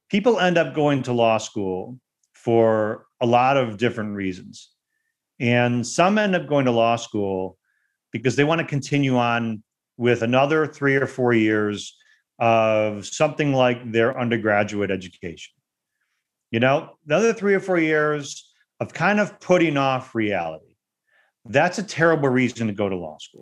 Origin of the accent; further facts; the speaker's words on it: Detroit, Michigan, United States; also born or lived in West Bloomfield, Michigan; I actually grew up in Detroit. I didn't grow up in a suburb of Detroit. I actually grew up in the city of Detroit